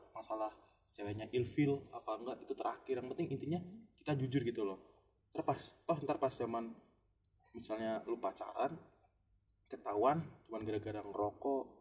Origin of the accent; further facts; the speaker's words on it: Lampung, Indonesia; emang pergaulan gue kan dari SMP di desa sama gue kan desa gue kan Lampung kan yeah.